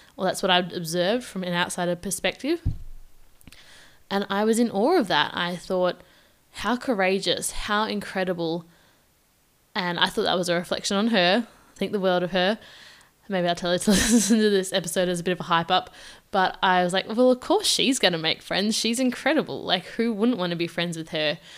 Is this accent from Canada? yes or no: no; Victoria, Australia; moved away as an adult; now in Perth, Australia; I moved from my home state of Victoria, which is like three thousand kilometers away